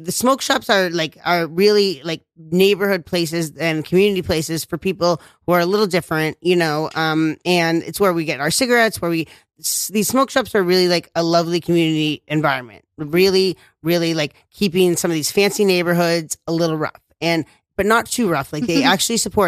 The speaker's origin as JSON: {"language": "English", "town": "New York City", "region": "New York", "country": "United States", "tie": "born or raised there", "said": "I was raised in Bushwick, and this was the mean streets"}